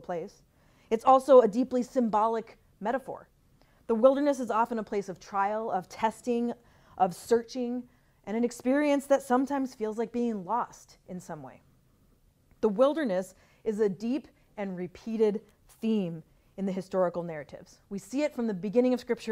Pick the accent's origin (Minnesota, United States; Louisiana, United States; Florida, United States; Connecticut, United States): Minnesota, United States; I'm from Minnesota